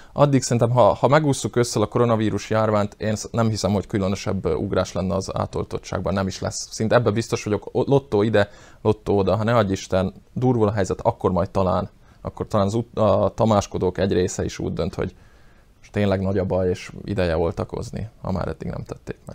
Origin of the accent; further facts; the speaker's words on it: Slovakia; felvidéki magyarok vagyunk, és nem szlovákiai